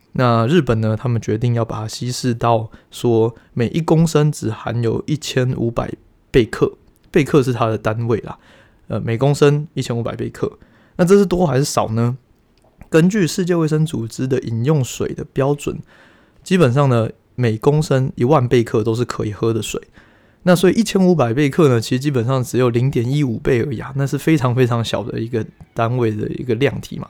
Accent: Taiwan; 我们台湾人

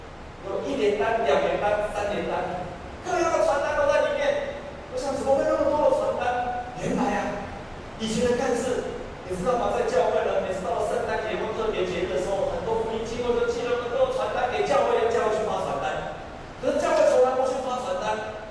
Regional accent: Taiwan; 我们在地上，我们是一个台湾人。

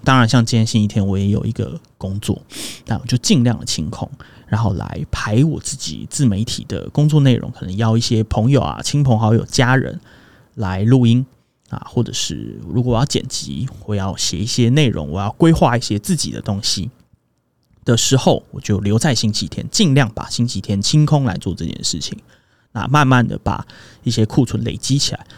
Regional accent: Zhonghe, New Taipei, Taiwan; also born or lived in Xizhi, New Taipei / Huwei, Yunlin; 我读了幼稚园的时候，就搬到了 地址是中和啊， 但其实生活圈是永和

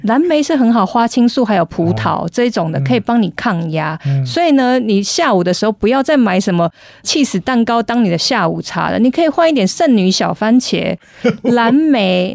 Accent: Taiwan; 我们台湾人

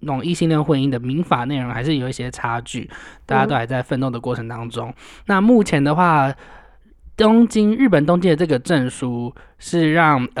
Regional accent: Taiwan; 我们台湾人都想要嫁去，或者是就是跑去美国拿个绿卡，

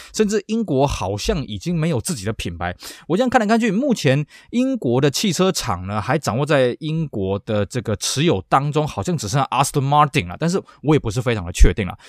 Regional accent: Taiwan; 尤其在我们台湾这边

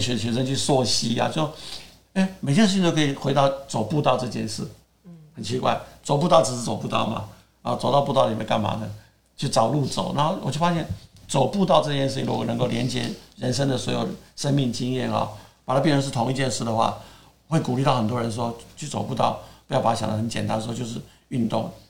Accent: Taiwan; also born or lived in United States; 我就是外省第二代

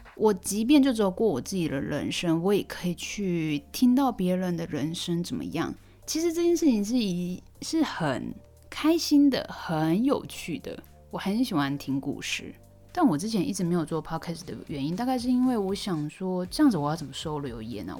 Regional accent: Taiwan; moved away as an adult; now in South Korea; 毕竟我就住在台湾二十三年嘛，也没有办法忽视我在台湾长大的这个事实。我在韩国目前也才七年而已

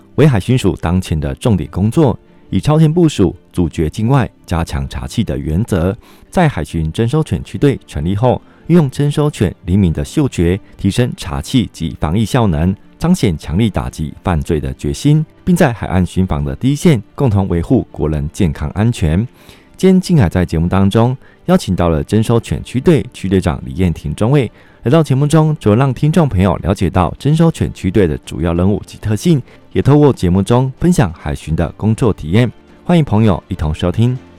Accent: Hualien County, Taiwan; 像我自己是华联人

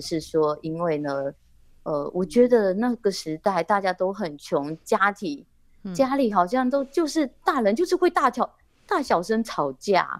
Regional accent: Dongyin, Lienchiang County, Taiwan; 我在这里出生，然后我一直在这里

